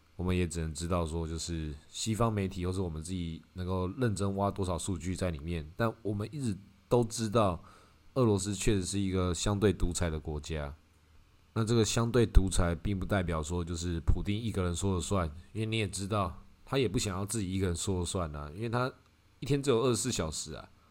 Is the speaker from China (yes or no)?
no; Taiwan; 至少以我们台湾人体感